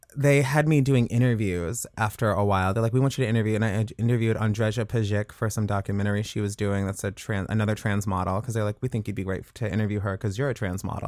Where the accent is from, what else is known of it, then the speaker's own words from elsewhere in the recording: Woodbridge, Virginia, United States; moved away as an adult; now in Los Angeles, United States; I grew up in Woodbridge, Virginia, right outside of D C.